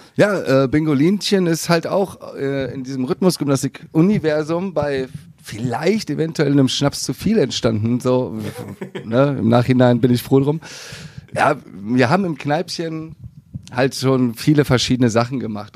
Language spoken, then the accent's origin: German; Viersen, North Rhine-Westphalia, Germany; Niederrhein, direkt da um die Ecke geboren in Viersen.